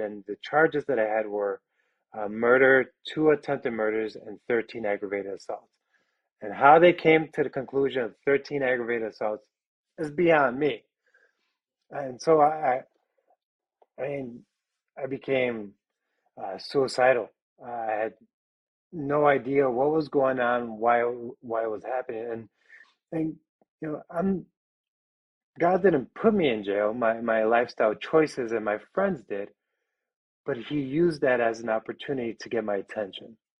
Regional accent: Chicago, Illinois, United States; now in Wisconsin, United States; I was born and raised in the city in a, a part of Chicago uh, known as a little village

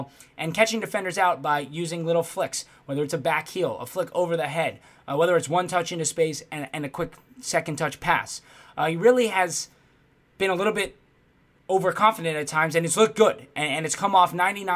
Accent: United States; As an American myself, United States fan

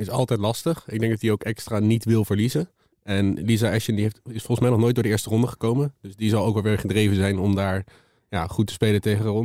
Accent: The Hague, South Holland, Netherlands; als Hagenees

